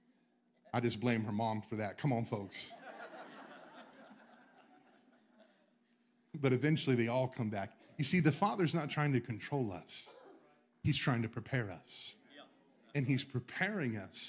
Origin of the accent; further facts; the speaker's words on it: the South, United States; I'm from the South.